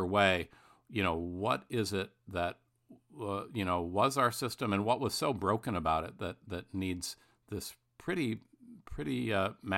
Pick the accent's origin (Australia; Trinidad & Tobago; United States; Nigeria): United States; Midwest; I'm from the Midwest. Bruce is also.